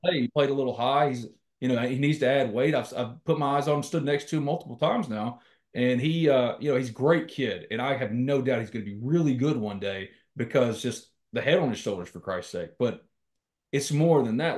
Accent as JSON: {"language": "English", "region": "Mississippi", "country": "United States", "tie": "born or raised there", "said": "I was born and raised in Mississippi."}